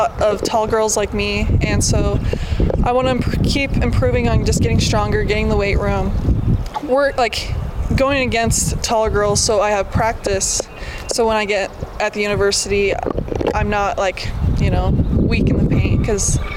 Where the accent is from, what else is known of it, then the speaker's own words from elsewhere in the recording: Wyoming, United States; I'm from Wyoming